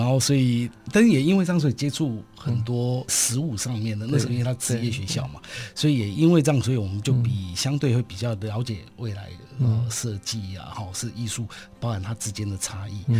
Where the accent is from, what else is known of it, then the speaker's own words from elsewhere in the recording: Taipei, Taiwan; 对对对，okay, 台北市。等于从小就在台北市。